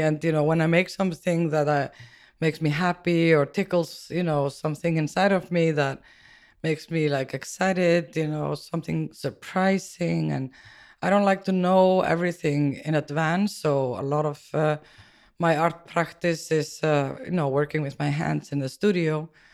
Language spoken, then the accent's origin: English; Iceland; moved away as an adult; now in New York, United States; growing up in Iceland was, uh, quite interesting